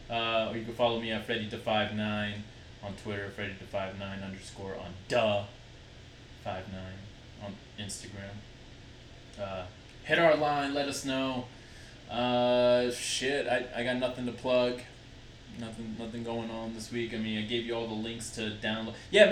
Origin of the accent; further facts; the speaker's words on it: Utah, United States; We're from Utah. Stay Utarded.